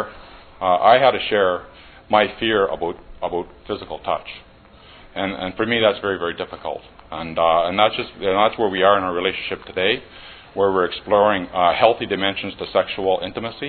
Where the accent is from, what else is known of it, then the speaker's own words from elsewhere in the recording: Barrie, Ontario, Canada; I'm from Barrie, Ontario